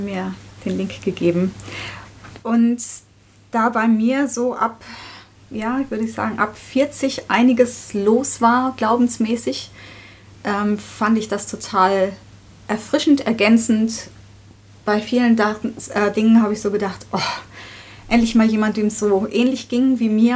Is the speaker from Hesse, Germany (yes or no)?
yes; southern Hesse, Germany; moved away as an adult; also born or lived in Netherlands / Marburg; geboren in Holland, aufgewachsen in Südhessen.